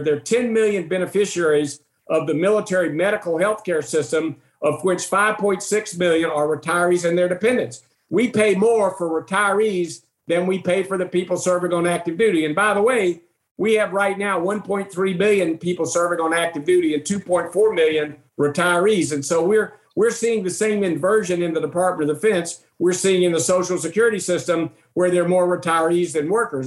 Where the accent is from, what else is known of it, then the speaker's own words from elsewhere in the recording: Macon, Georgia, United States; my hometown of Macon, Georgia